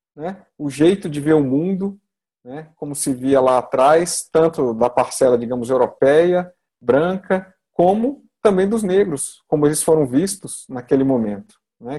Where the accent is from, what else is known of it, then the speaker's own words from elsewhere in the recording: Brazil; Eu sou brasileiro